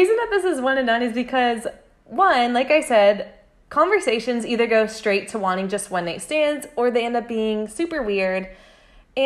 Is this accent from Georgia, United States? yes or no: yes; Georgia, United States; I'm from Georgia